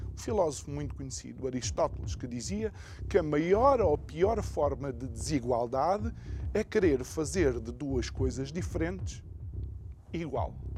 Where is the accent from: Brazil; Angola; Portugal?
Angola; eu sendo angolano